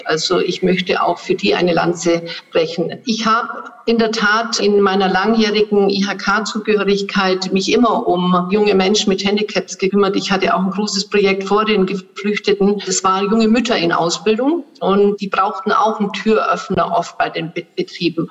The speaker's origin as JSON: {"language": "German", "region": "Swabia", "country": "Germany", "said": "hier bei uns in Schwaben"}